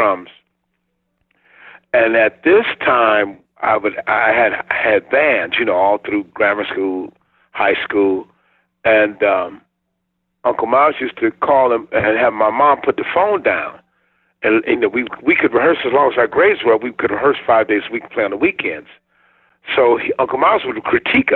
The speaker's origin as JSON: {"language": "English", "town": "Chicago", "region": "Illinois", "country": "United States", "tie": "born or raised there", "moved": "yes", "lives_now": "Los Angeles, United States", "said": "I grew up on the south side of Chicago"}